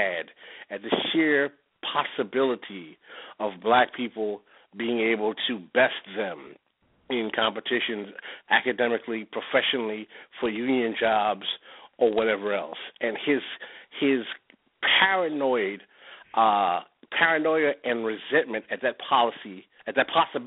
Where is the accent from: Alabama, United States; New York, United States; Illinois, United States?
New York, United States; New York City; Growing up in New York City, I know it well